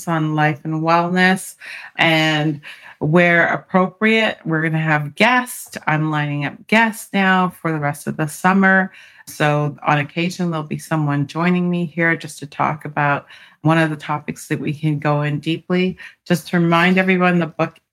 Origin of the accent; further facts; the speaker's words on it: Canada; now in United States; I'm an immigrant from Canada, and my parents were immigrants to Canada